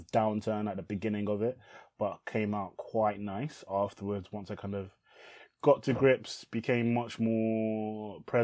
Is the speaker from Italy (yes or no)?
no; England, United Kingdom; English is a second language; I moved to England as an asylum seeker